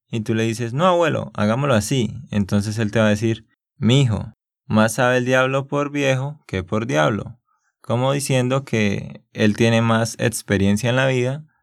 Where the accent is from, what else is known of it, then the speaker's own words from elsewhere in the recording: Santander, Colombia; sí, es que yo soy de Santander y hablamos pues así. Eso que ahora estoy hablando un poco más despacio